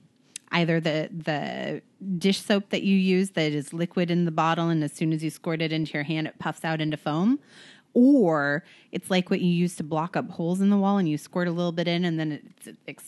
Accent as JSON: {"language": "English", "region": "Oregon", "country": "United States", "tie": "born or raised there"}